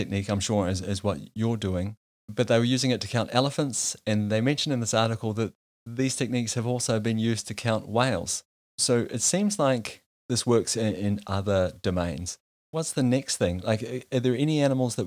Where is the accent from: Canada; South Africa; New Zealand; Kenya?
New Zealand; in New Zealand, for example, in my home country